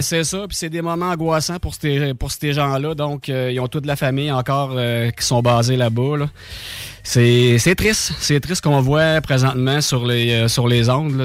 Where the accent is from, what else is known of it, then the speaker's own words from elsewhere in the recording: Saint-Anselme, Quebec, Canada; je viens de Saint-Anselme